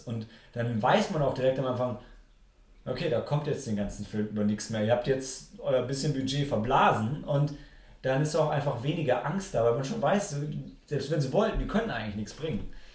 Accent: Germany; als Deutscher

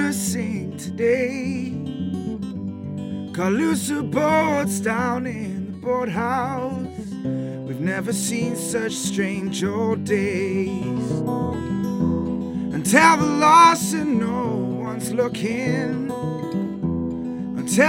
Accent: England, United Kingdom; moved away; I'm from England.

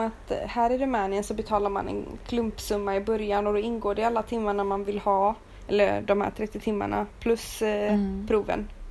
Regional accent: Sweden; moved away as an adult; now in Romania; hemma i Sverige

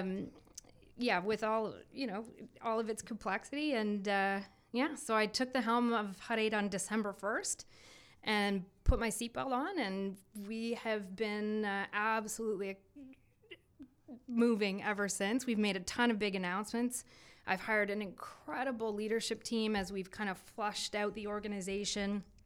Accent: Belleville, Ontario, Canada; also born or lived in Ottawa; I am originally from Belleville, Ontario

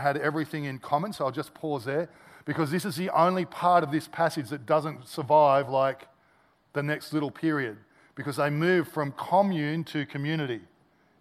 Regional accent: Australia; as an Aussie

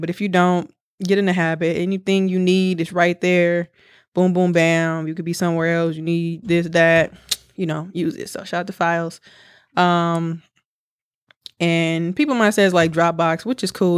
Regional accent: United States; we're from America.

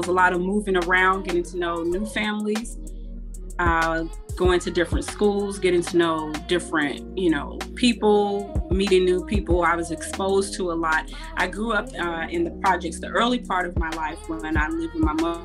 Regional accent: Chicago, Illinois, United States; moved away as an adult; now in Houston, United States; the city of Chicago, obviously because it raised me

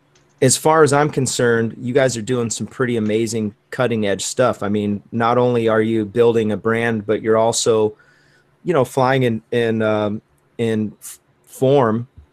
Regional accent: Michigan, United States; moved away; I'm actually from Michigan originally.

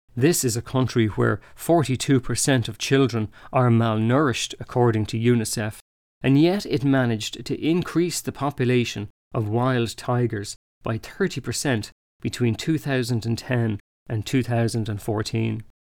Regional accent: Ireland

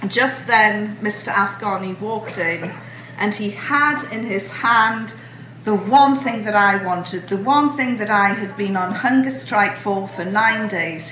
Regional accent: United Kingdom; I'm British

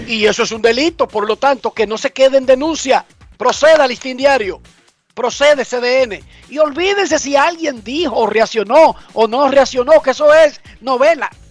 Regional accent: Dominican Republic; yo como dominicano

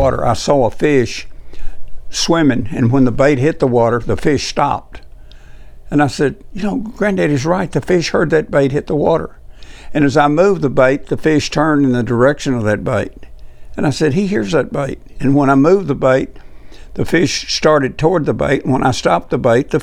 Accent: Tennessee, United States; my home state

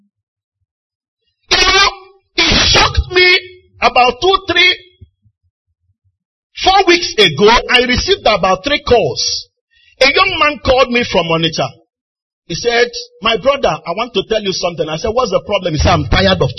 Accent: Onitsha, Anambra, Nigeria; A young boy, I grew up in Onitsha

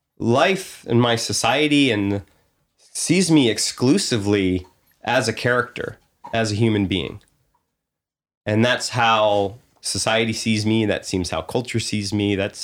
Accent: Pennsylvania, United States; I grew up on the East Coast in the suburbs of Philadelphia.

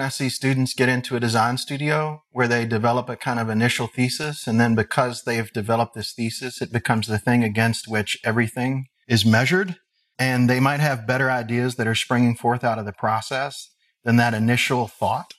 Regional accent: Henderson, Kentucky, United States; I grew up in Henderson, Kentucky, which is only about an hour and a half, maybe two hours from Columbus.

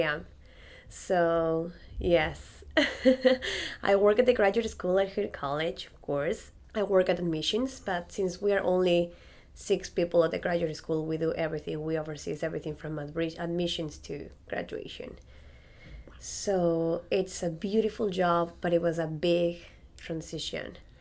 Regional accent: Andes, Ecuador; English is a second language; moved away as an adult; now in Frederick, United States; I'm originally from Ecuador and I am a musician

